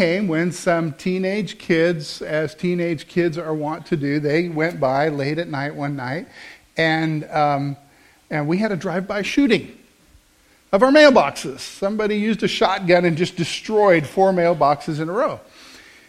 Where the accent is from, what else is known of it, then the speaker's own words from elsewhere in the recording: Midwest, United States; also born or lived in Wichita, Kansas; we come from the Midwest, and so we live here in the center of the United States